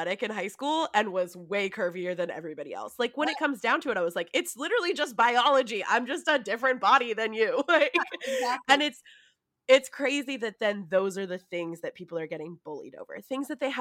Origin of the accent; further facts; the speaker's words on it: United States; I grew up in Tahoe.